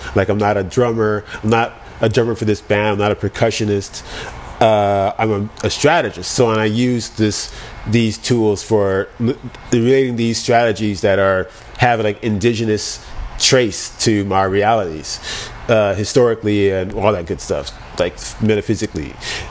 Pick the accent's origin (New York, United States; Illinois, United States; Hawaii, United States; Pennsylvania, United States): Hawaii, United States; now in Oakland, United States; I grew up in Hawaii. I'm here in Oakland, very lush.